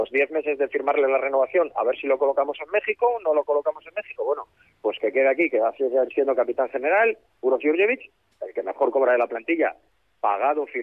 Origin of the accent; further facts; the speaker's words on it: Gijón, Asturias, Spain; now in Madrid, Spain; sí, sí, bueno, yo soy gijonés